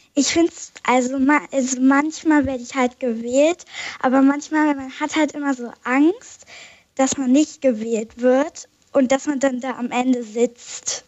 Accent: Isenbüttel, Lower Saxony, Germany; aus Isenbüttel, das liegt bei Gifhorn

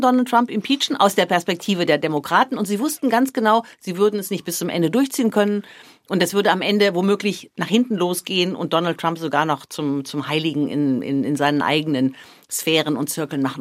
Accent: Germany; moved away; das ist und bleibt meine Heimat

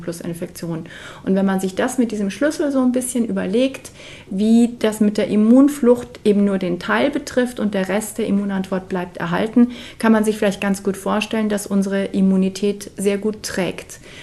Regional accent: Munich, Bavaria, Germany; in München gesammelt haben in meiner Heimatstadt

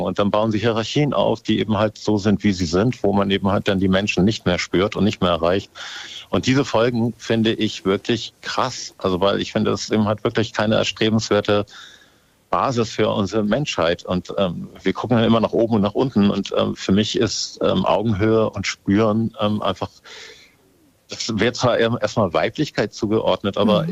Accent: Hamburg, Germany; ich bin eigentlich Hamburger

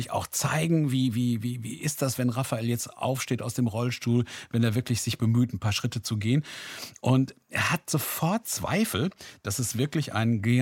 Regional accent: Recklinghausen, North Rhine-Westphalia, Germany; meine Heimatstadt ist Recklinghausen.

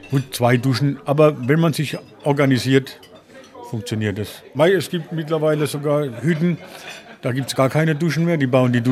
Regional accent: Poland; now in Germany; Das hat mich hier vor 25 Jahren halt hierher gezogen. Das hat mir gefallen, weil ich komme halt aus Polen. Und ich habe mich verliebt halt in Allgäu.

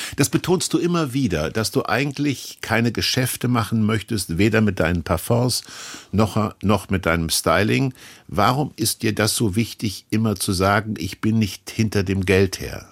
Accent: Kassel, Hesse, Germany; ich bin in Kassel groß geworden

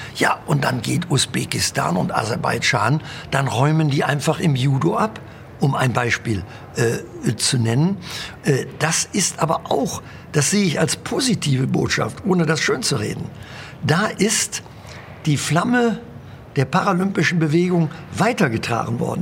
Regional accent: Rhineland, Germany; bei uns im Rheinland

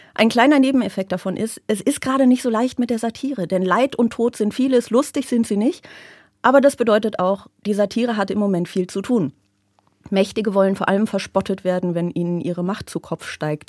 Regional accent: Aachen, North Rhine-Westphalia, Germany; now in Berlin, Germany; ich komme ja aus Aachen. Ich komme ja hier aus der Gegend zumindest

